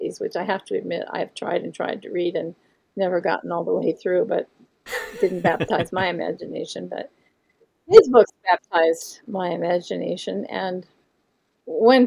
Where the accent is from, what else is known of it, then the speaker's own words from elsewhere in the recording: Monroeville, Pennsylvania, United States; I grew up in Monroeville, Pennsylvania, which was a bedroom community on the outskirts of Pittsburgh, Pennsylvania